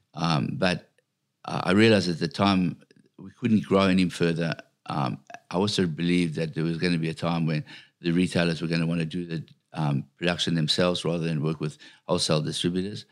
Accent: South Africa; I come from a little country town in South Africa

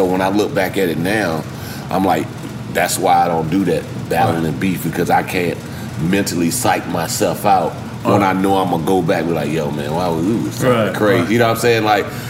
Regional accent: the South, United States; But I'm still from the South

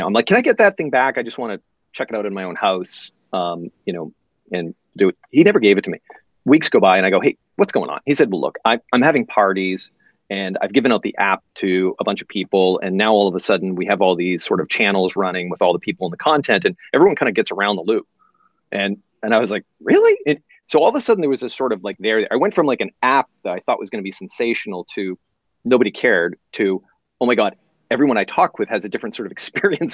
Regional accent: Boston, Massachusetts, United States; now in San Francisco, United States; I live in San Francisco, but I'm originally from the East Coast and from Boston.

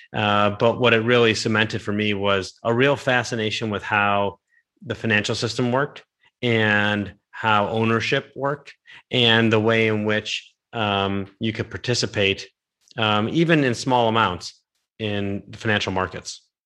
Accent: Cleveland, Ohio, United States; I'm from Cleveland

